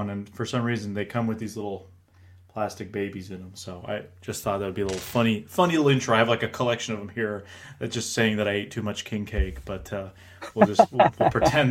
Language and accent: English; New England, United States; now in New Hampshire, United States; because I'm from New England